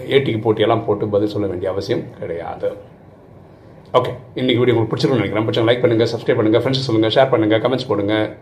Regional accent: Tamil Nadu, India; நான் இப்போ தமிழ்நாட்டில் பிறந்திருக்கிறேன் ஆக்சுவலாக நான் மலையாளி தான் ஆனால் தமிழ்நாட்டில் பிறந்திருக்கேன்

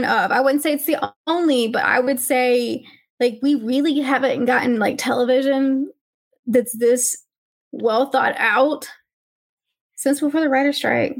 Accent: Alabama, United States; I got educated in the state of Alabama

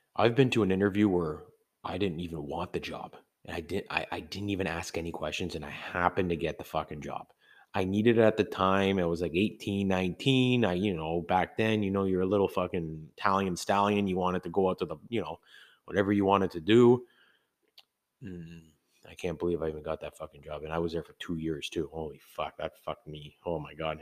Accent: Canada; I am from Canada

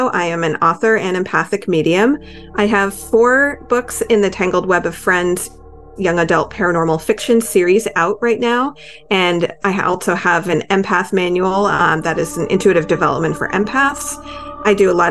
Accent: Derry, New Hampshire, United States; my hometown of Derry, New Hampshire.

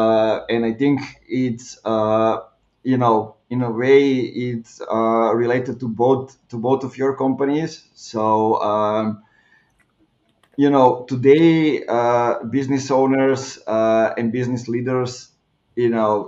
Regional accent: Clermont-Ferrand, Auvergne-Rhône-Alpes, France; my hometown is where Michelin is, so everybody's thinking that way

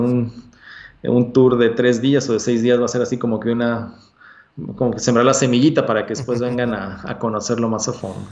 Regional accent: Mexico; also born or lived in Hermosillo

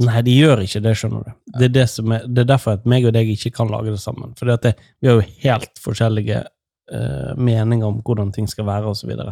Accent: Nordfjord, Vestland, Norway; I Nordfjord, der jeg kommer fra

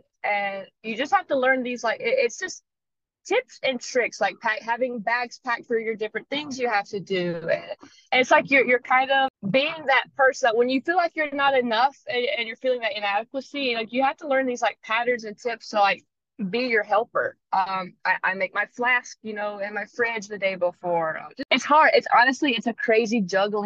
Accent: North Carolina, United States; moved away as an adult; now in Hawaii, United States; I'm also 5,000 miles away from home. I'm from North Carolina

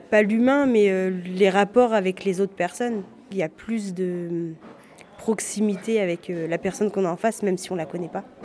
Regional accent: France; first language French; Je suis née en France, j'ai l'habitude de parler français, donc c'est tout le temps. Après, arabe, c'est euh, de temps en temps voilà, avec mes parents, mais sans plus que je connais pas forcément l'arabe.

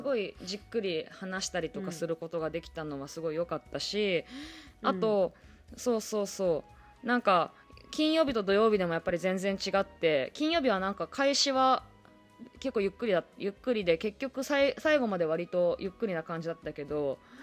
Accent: Toyama, Japan; now in Tokyo, Japan; まあ富山帰っとったりとかもしとったからね地元に帰ったりとか

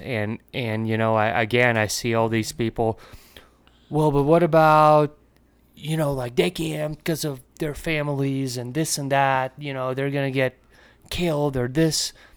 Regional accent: Latvia; moved away; I come from Latvia

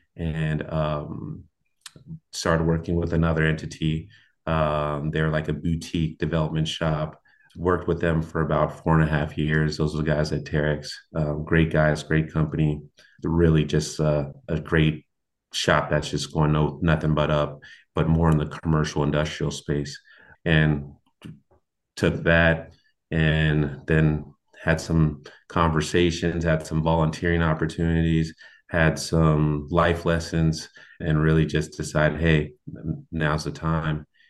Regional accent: Portland, Oregon, United States; moved away as an adult; also born or lived in New York; now in Cincinnati, United States; I was born in New York, raised in Portland, Oregon with my mother

